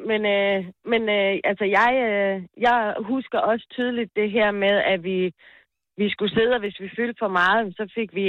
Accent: Odense, Southern Denmark, Denmark; now in Ringe, Denmark; jeg er født og opvokset inde i Odense

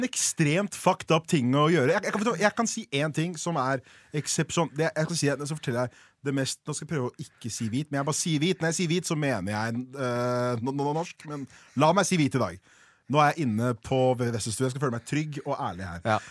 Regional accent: Oslo, Norway; jeg er oppvokst på Haugenstua

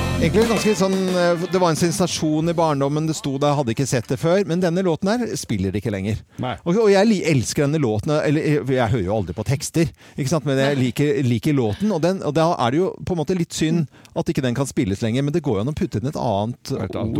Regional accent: Oslo, Norway; i nabolaget der jeg vokste opp, der på Munkerud, eh, Nordstrand

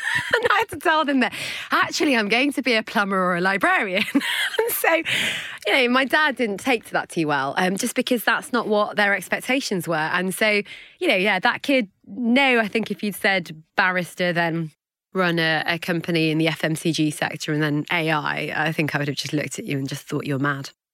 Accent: Hale, North West England, United Kingdom; also born or lived in Manchester; born and bred in Manchester, well, inhale in Cheshire

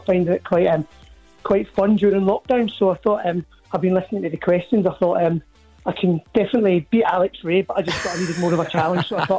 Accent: Glasgow, Scotland, United Kingdom; born or raised there; moved away as an adult; also born or lived in Milngavie / Bishopbriggs; now in Staffordshire, United Kingdom

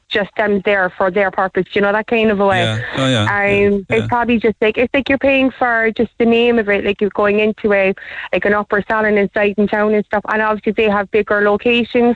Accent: Cork, Munster, Ireland; I'm from Hollyhill

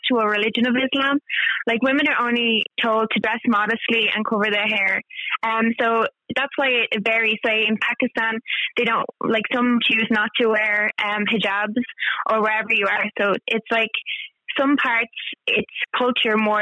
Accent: Ireland; as a Irish, like pale as anything

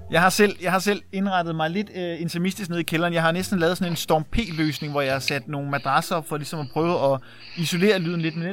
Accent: Værløse, Capital Region of Denmark, Denmark; Og jeg er opvokset i Værløse.

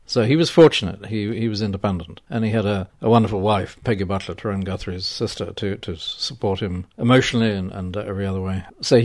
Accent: Westmeath, Ireland; also born or lived in London; in Westmeath from my mother's farmhouse. I always had sort of intellectual ambitions as a country boy. I came back from London in 1980 when I got married

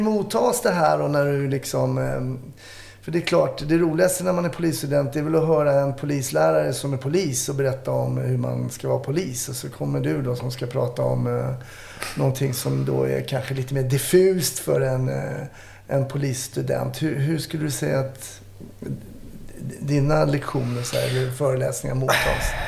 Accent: Stockholm, Stockholm County, Sweden; jag växte upp i Kärrtorp

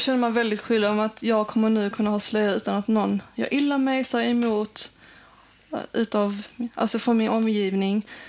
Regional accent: Sweden; Jag växte upp här och det är ingen skillnad mellan mig och en svensk.

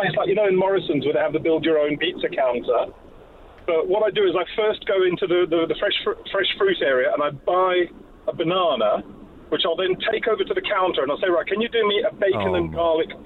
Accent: South Africa; moved away; I grew up in South Africa

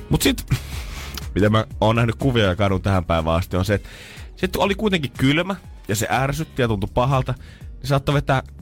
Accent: Ostrobothnia, Finland; Silloin kun minä kasvoin Pohjanmaalla, niin siellä ei mitään kahta hupparia käytetty päällekkäin.

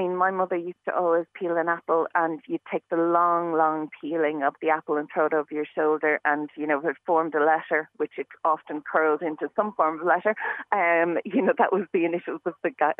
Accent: Dublin, Leinster, Ireland; now in West of Ireland, Ireland; when I grew up in Dublin

